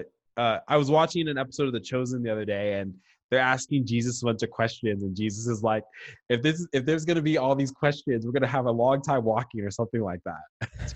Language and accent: English; Nova Scotia, Canada; growing up in Nova Scotia.